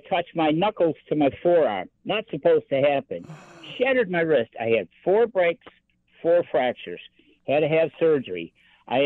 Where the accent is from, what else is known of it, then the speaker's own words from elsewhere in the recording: Buffalo, New York, United States; also born or lived in Italy; When I moved from Italy to back to Buffalo, when I got out of the Army, because I was stationed in Italy